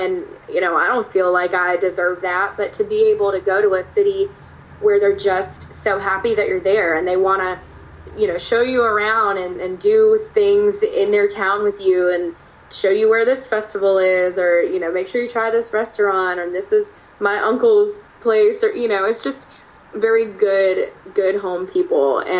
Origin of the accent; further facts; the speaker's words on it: East Coast, United States; now in Nashville, United States; I hadn't really seen a lot of cornfields when I moved to Nashville because I grew up on the East Coast. I grew up on the water, so we didn't have that there.